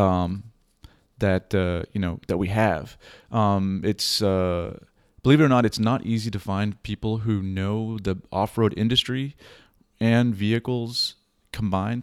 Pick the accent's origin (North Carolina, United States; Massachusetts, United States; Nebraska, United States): Massachusetts, United States; Boston; now in Pacific Northwest, United States; I'm a Boston native